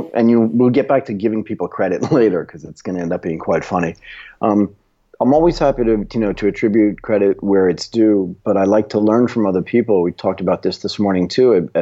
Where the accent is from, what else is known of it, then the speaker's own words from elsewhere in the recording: United States; I was born in the United States of America, that I speak English